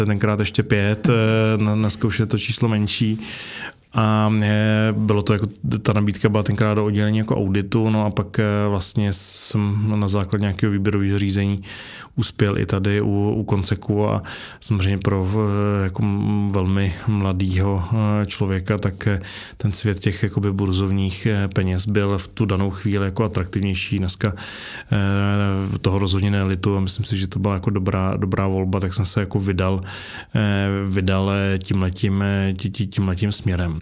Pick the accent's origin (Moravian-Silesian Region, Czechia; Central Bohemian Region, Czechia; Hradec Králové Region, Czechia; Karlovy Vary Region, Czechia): Karlovy Vary Region, Czechia; Karlovy Vary; jsem vlastně z Karlových varů, původně jako ze Sudet